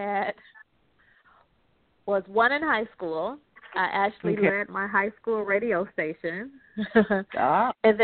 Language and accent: English; Detroit, Michigan, United States; I was born and raised in Detroit